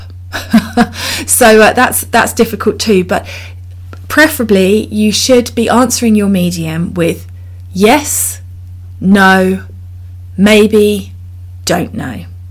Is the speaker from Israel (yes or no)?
no; United Kingdom; I'm so British